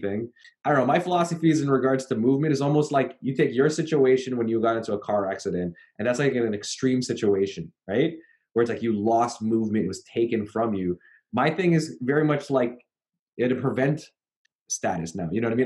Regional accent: Canada; I'm from Canada

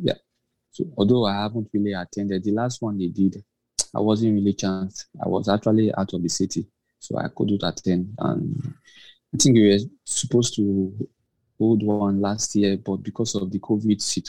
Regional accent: Nigeria; also born or lived in Lagos; I'm from Nigeria. I live in Nigeria, actually

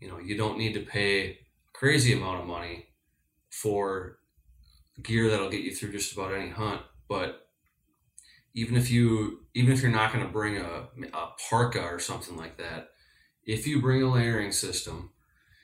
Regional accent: Minnesota, United States; I'm from Minnesota

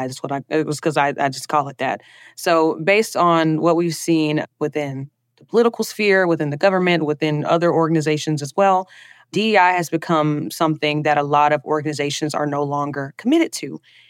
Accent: Alabama, United States; accent: Southern; now in Washington, United States; I will always, always, always be an Alabama girl. You can hear the accent. I'll always be that Southern girl. But I will say that coming from Alabama to D.C.

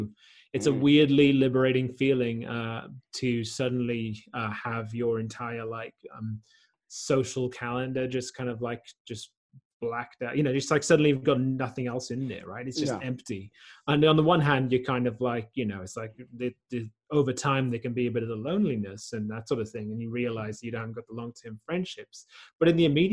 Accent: South Wales, United Kingdom; moved away as an adult; also born or lived in London / Australia; now in Netherlands; I grew up in South Wales, and then I lived in London for a while.

